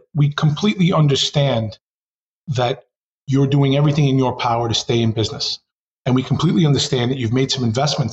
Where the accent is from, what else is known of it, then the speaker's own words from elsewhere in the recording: New York City, New York, United States; as a consummate New Yorker